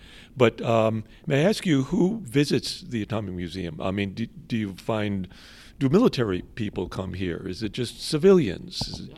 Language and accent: English; Miami, Florida, United States; I grew up in Miami during the missile crisis in Cuba